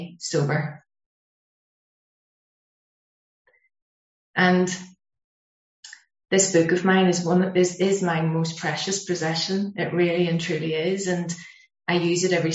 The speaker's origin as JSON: {"language": "English", "town": "Belfast", "region": "Northern Ireland", "country": "United Kingdom", "said": "being Irish"}